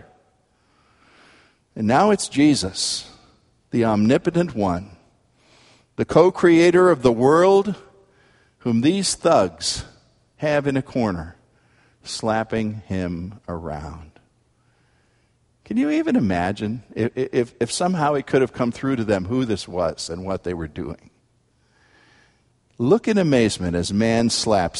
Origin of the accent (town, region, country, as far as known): United States